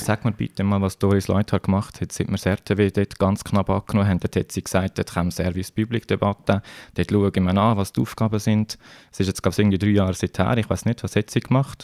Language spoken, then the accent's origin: German; Switzerland; bei uns in der Schweiz